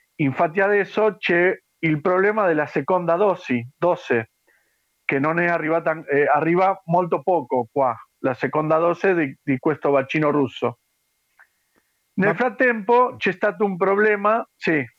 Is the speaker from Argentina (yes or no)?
yes; Argentina; Italian is a second language; also born or lived in Padua, Italy; quelli argentini, ma che siamo vissuti a Padova